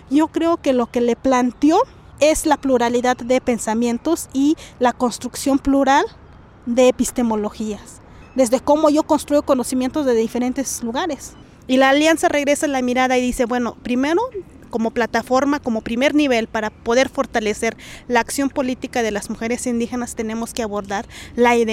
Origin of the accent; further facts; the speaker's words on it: Santa María Tlahuitoltepec, Oaxaca, Mexico; first language Mixe (Ayuuk); Spanish is a second language; originaria de una comunidad que se llama Santa María Tlautoltepec, que está al noreste del estado de Oaxaca. Prácticamente estamos en la sierra, ahí incrustadas en la sierra